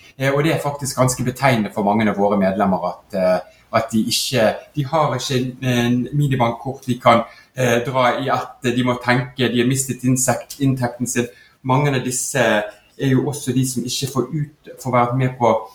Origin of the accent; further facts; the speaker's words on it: Bergen, Vestland, Norway; du hører jo jeg er bergenser